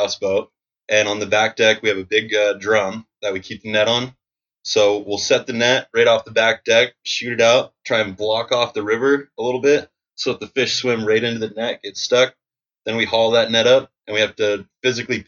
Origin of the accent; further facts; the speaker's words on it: Shoreline, Washington, United States; also born or lived in Ballard, Seattle, Washington; I was raised just up the street in Shoreline. So I lived there with my family, my older brother, my older sister, and my mom and dad for the same house. Grew up in the same house the whole time until I moved out.